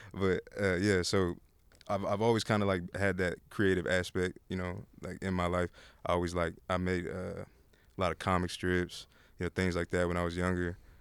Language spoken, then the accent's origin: English; Austin, Texas, United States; I'm born and raised in Austin.